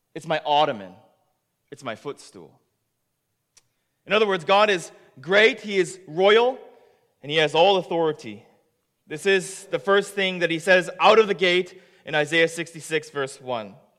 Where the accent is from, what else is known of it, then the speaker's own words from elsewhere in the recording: Japan; now in Canada; I am from Japan, but I'm a proud Canadian